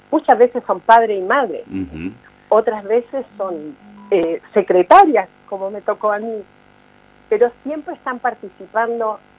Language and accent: Spanish; Santiago, Santiago Metropolitan, Chile; moved away as an adult; yo no quiero tener otro desarraigo como lo tuve cuando me vine de Santiago de Chile, que dejé mi familia, mis amigos, mi carrera, dejé todo